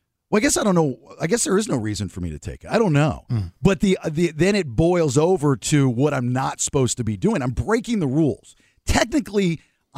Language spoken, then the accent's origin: English; the South, United States; moved away; I'm from the South.